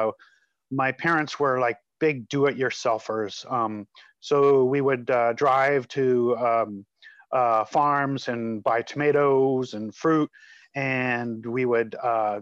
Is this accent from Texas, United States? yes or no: no; just outside of Denver, Colorado, United States; moved away; also born or lived in San Francisco Bay Area, California; I was born just outside of Denver, Colorado